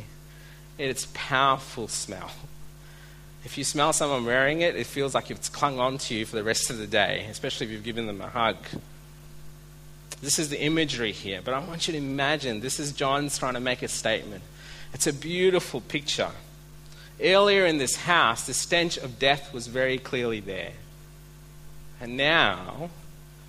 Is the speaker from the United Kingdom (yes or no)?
no; India; now in Australia; I'm Indian